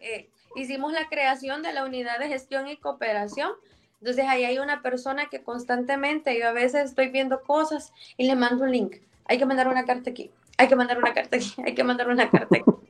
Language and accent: Spanish; El Salvador; born or raised there